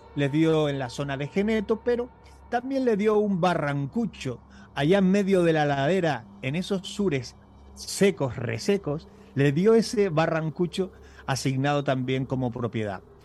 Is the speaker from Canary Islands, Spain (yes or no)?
yes; Canary Islands, Spain; digo cañizo y no cañizo porque soy canario